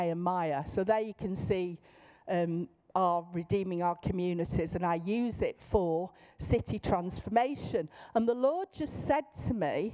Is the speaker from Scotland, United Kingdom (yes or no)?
no; Manchester, North West England, United Kingdom; in my normal voice, in my accent. I'm from Manchester.